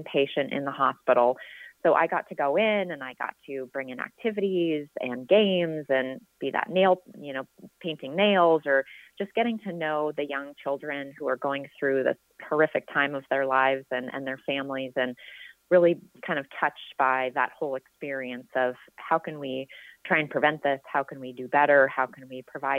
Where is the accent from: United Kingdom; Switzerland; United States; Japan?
United States; Seattle, Washington; now in Northern California, United States; I'm actually originally from the Pacific Northwest, from the Seattle area